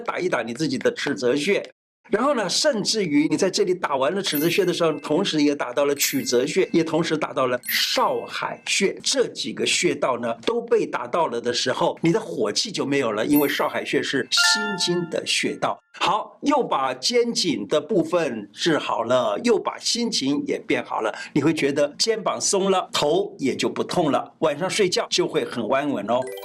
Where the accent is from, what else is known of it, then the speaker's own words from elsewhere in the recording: Taiwan; 我们台湾人